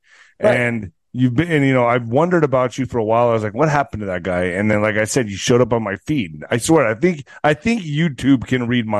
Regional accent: El Paso, Texas, United States; growing up in El Paso, that's all you're told is racist Mexican jokes. Like, that's all I grew up listening to. And I'm laughing about my own culture.

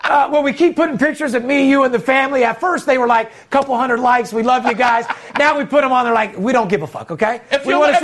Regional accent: North Las Vegas, Nevada, United States; I'm third generation born and raised in Las Vegas

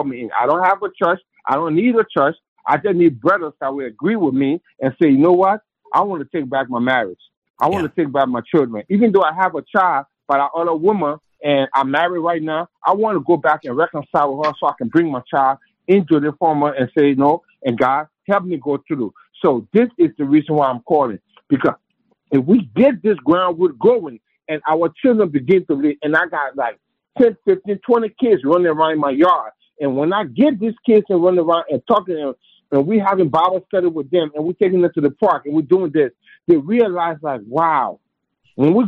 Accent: Liberia; moved away; from where I came from Africa, from Liberia

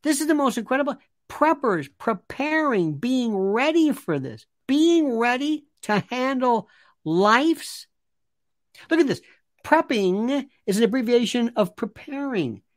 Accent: Florida, United States; moved away; I'm from Florida

